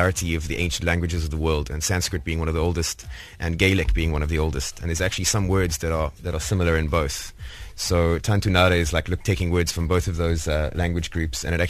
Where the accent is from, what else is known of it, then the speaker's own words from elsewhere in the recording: Cape Town, Western Cape, South Africa; moved away as an adult; now in Durban, South Africa; I grew up in Cape Town. I lived in Cape Town for 27 years